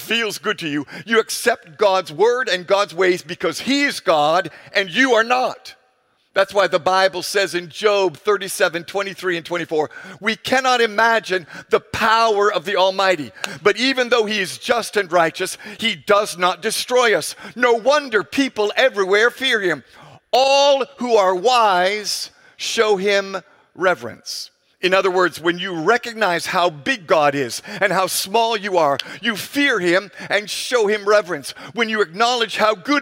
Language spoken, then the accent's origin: English; Ghana; our culture here in my home country of Ghana